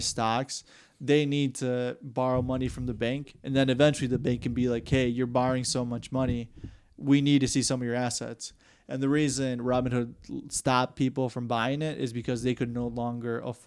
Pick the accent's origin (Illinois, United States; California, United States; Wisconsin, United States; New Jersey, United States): Wisconsin, United States; we're from Wisconsin